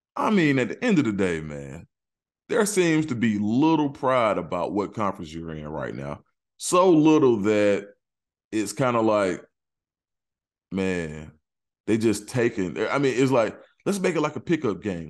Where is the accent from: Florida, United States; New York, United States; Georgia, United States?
Georgia, United States; College Park; where I'm from, I'm from College Park, Georgia